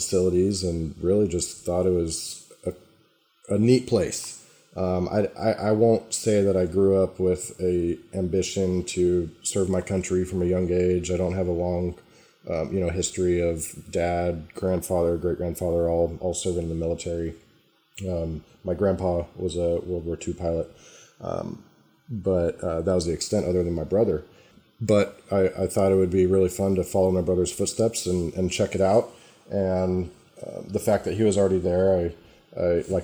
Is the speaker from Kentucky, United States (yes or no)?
no; Northern California, United States; also born or lived in La Quinta, California / Palm Desert, California; I grew up in Northern California in Lake Tahoe area.